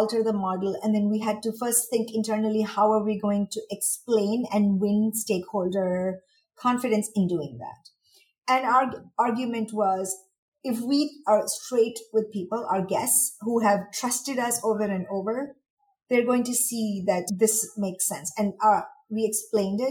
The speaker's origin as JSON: {"language": "English", "country": "India", "tie": "born or raised there", "also_born_or_lived": "Mumbai / Washington, D.C. / United States", "moved": "as an adult", "lives_now": "Dubai, United Arab Emirates", "said": "And I am from India. I was born and raised there, but I was educated in the US."}